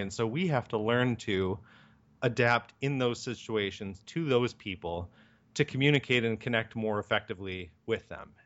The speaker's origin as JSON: {"language": "English", "region": "Michigan", "country": "United States", "also_born_or_lived": "Ohio", "moved": "yes", "lives_now": "Chicago, United States", "said": "I'm from Michigan and went to school in Ohio and moved to Chicago in nineteen ninety-nine"}